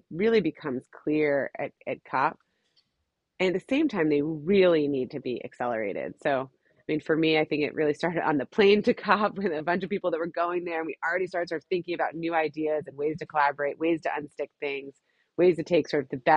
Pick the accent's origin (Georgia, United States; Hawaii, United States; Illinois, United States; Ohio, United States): Hawaii, United States; I'm from Hawaii